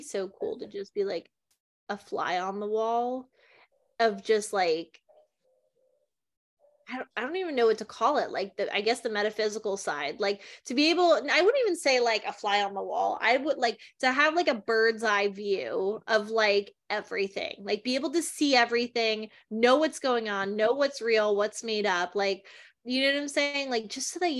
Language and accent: English; New Jersey, United States; I'm from Jersey